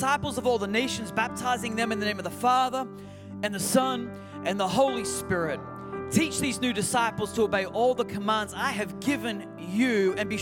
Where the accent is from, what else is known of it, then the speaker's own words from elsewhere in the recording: Newcastle, New South Wales, Australia; moved away as an adult; now in United States; Being an Aussie, coming from Newcastle